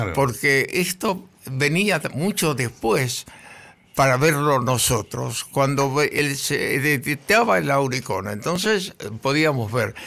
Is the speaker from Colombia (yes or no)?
no; Argentina; somos argentinos